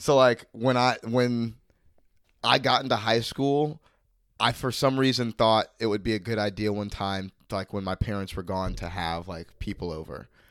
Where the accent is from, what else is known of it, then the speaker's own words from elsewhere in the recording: Mandarin, Florida, United States; growing up in Mandarin